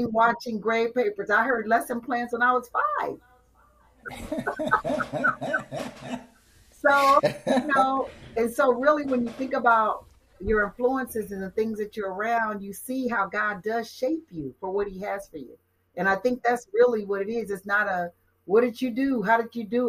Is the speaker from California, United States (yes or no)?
yes; Compton, California, United States; being the youngest of nine from Compton, California